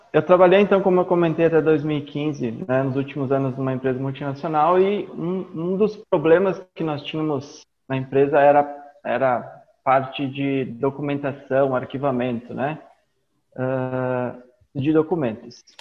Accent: Caxias do Sul, Rio Grande do Sul, Brazil; eu sou de Caxias do Sul, no Rio Grande do Sul.

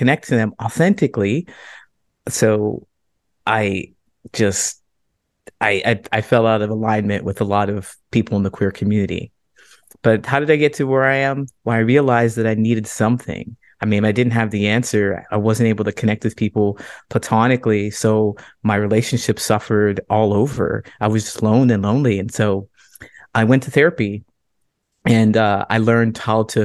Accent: Ohio, United States; moved away as an adult; also born or lived in Central Valley, California / Modesto, California; now in Chicago, United States; I grew up in Ohio

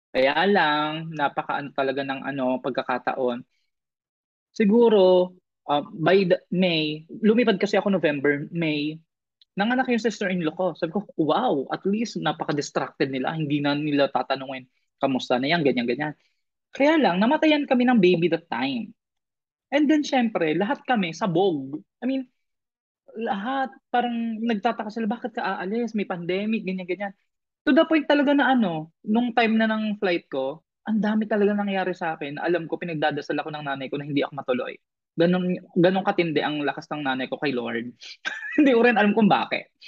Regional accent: Philippines; moved away as an adult; also born or lived in Iligan; now in Thailand; alam niyang Pinoy ako.

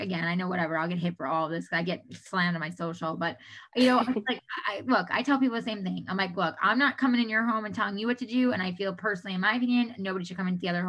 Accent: New York, United States; moved away as an adult; I'm originally from New York. We moved out here 10 and a half years ago

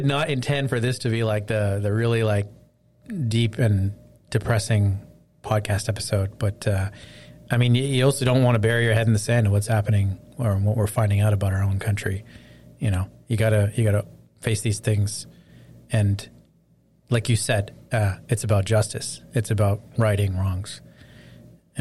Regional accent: Canada; as a Canadian

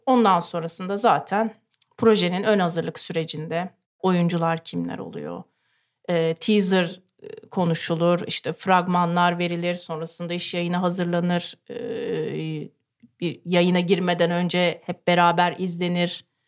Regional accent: Ankara, Turkey

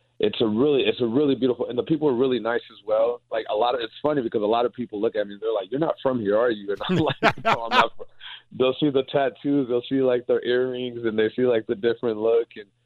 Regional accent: South Carolina, United States; now in Indiana, United States; I grew up in South Carolina

